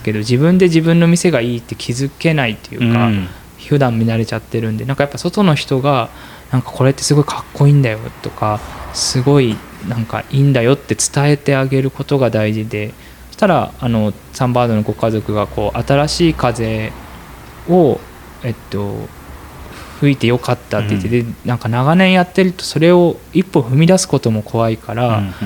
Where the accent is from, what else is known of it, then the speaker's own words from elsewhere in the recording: Northern Kanto, Japan; moved away; 僕の地元は旅の町で栄えたんですけど